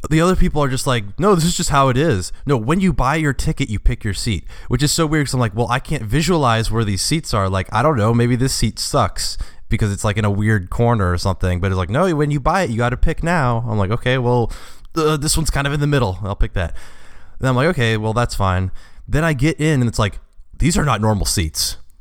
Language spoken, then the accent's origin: English; Cincinnati, Ohio, United States; moved away; also born or lived in Indiana; I'm from Cincinnati and, like, I've lived in Indiana